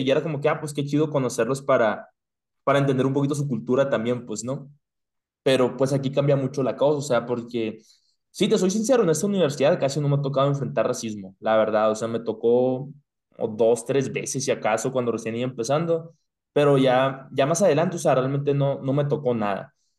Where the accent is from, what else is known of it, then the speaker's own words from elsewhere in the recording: Hermosillo, Sonora, Mexico; moved away; also born or lived in United States; como mexicanos